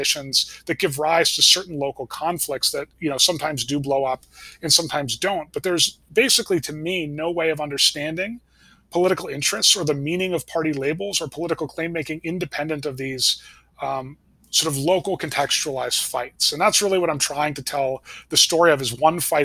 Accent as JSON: {"language": "English", "region": "Connecticut", "country": "United States", "tie": "born or raised there", "said": "I grew up in Connecticut at a time there was still sort of a thing like a New England Republican."}